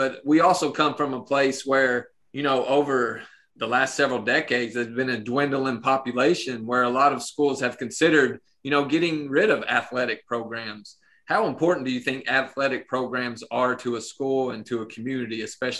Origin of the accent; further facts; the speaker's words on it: Pineville, Kentucky, United States; … and I, we grew up in Bell County, but we grew up in Pineville